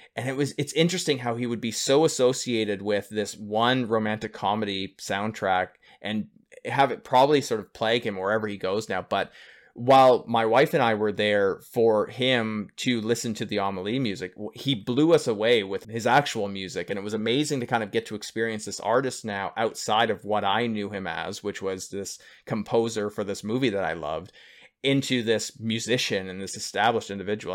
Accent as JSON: {"language": "English", "region": "Northern Ontario", "country": "Canada", "tie": "born or raised there", "also_born_or_lived": "Toronto", "moved": "as an adult", "said": "coming from a small hick town up in Northern Ontario of five thousand people"}